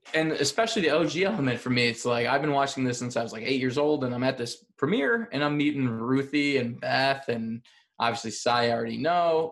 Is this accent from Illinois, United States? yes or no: yes; Chicago, Illinois, United States; I'm from Chicago.